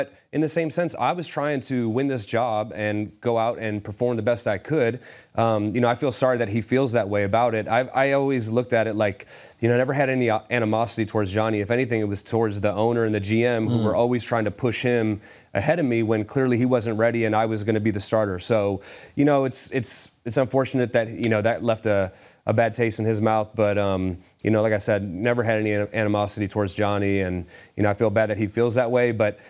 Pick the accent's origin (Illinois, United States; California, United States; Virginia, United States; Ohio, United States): Ohio, United States; Cleveland; born or raised there